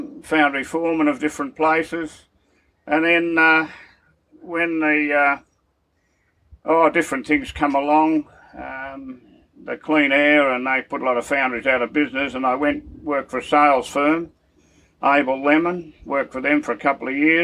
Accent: Melbourne, Victoria, Australia; also born or lived in Carlton, Victoria; now in Timber Creek, Australia; I was born in 1941 in Carlton, Victoria, and it started off from there. I lived in Coburg

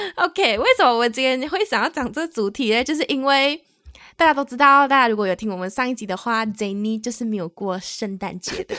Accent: Malaysia; moved away as an adult; now in Taiwan; 我们是两位来自马来西亚，目前在台湾工作的台湾社畜

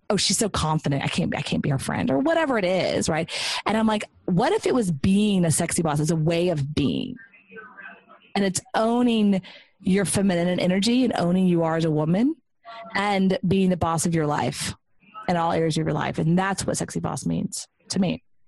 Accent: Texas, United States; moved away; it was kind of coming home. I'm from Texas, so it was nice to come back.

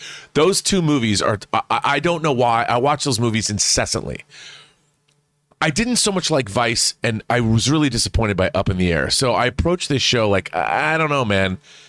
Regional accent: Seattle, Washington, United States; I mean, we lost the Supersonics. I'm from Seattle.

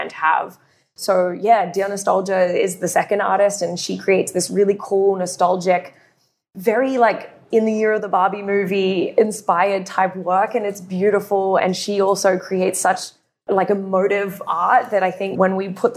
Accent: Australia; being Australian

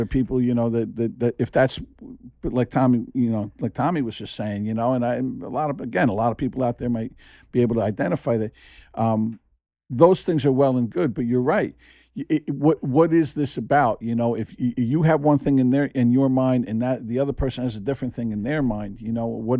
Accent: New Jersey, United States; Now, I grew up in Jersey, you know, and the Jersey Shore, it was like four walls and a toilet.

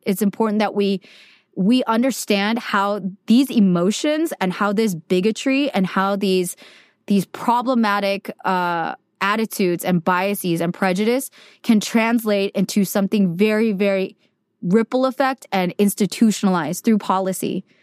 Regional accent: United States; I'm Korean American

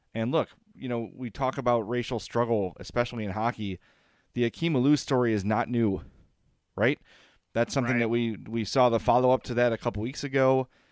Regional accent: Oak Lawn, Illinois, United States; I, I grew up in Oak Lawn

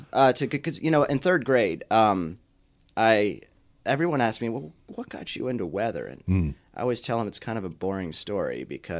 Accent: York, Pennsylvania, United States; Yeah. So I was born and raised in York. Grew up in a, if you call it a suburb of York, Spry.

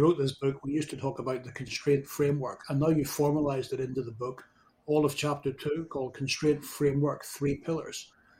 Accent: Northern Ireland, United Kingdom; I was brought up in Northern Ireland during the Troubles, so I've got a different perspective on some things.

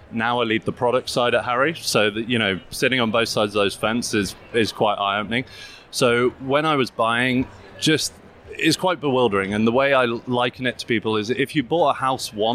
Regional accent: United Kingdom; accent: English; as you get from my accent, UK-based.

